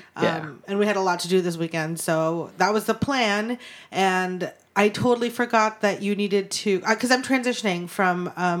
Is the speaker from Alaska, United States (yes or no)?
yes; Anchorage, Alaska, United States; now in Los Angeles, United States; born and raised in Anchorage, Alaska, currently trying not to melt in Los Angeles